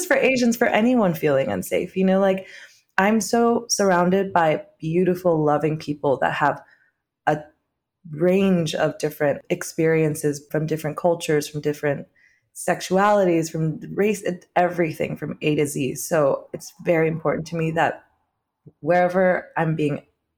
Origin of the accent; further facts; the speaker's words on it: Orange County, California, United States; now in New York City, United States; being Vietnamese American, I think I've grown up around primarily non-Vietnamese people in Orange County